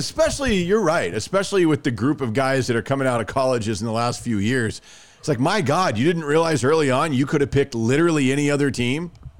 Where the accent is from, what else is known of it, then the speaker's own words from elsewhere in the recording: Dallas, Texas, United States; I'm a Cowboys fan because I grew up in the Dallas area